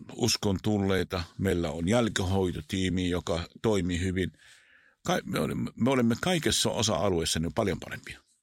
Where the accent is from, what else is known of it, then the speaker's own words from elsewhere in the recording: Israel; Finnish is a second language; moved away; Mä oon syntynyt siellä, kasvanut siellä